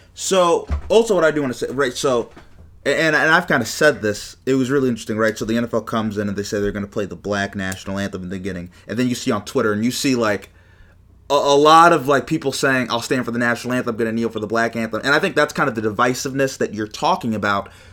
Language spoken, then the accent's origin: English; Ohio, United States; I'm from Ohio